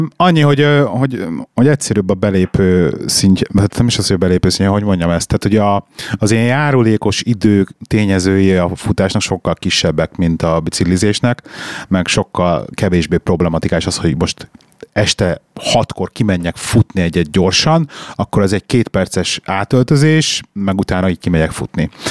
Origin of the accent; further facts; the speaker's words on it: Budapest, Hungary; moved away as an adult; also born or lived in London; now in Birmingham, United Kingdom; én Budapest belvárosában nőttem föl gyerekként, 21 évig laktam a 6. kerületben